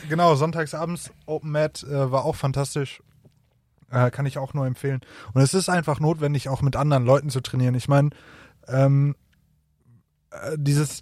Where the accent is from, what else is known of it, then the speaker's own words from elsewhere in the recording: near Bochum, North Rhine-Westphalia, Germany; ich komme äh, aus der Nähe von Bochum